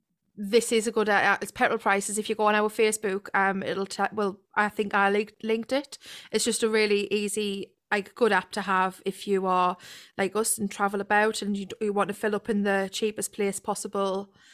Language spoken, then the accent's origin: English; Ponteland area, North East England, United Kingdom